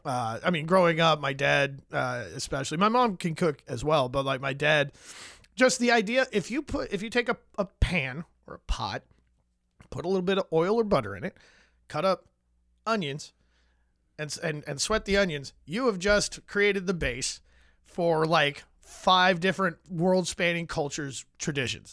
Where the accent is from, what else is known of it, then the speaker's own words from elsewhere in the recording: Vernon Hills, Illinois, United States; I grew up in Vernon Hills, uh, Illinois, about thirty miles north of here